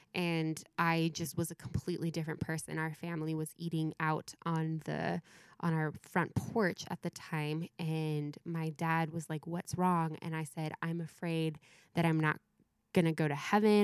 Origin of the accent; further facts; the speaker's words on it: Mentone, California, United States; I grew h, up here in Southern California